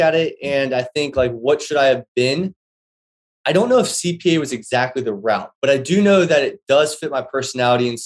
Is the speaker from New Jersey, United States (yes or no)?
no; Greater Cincinnati area, Northern Kentucky, United States; I'm from the Northern Kentucky, Greater Cincinnati area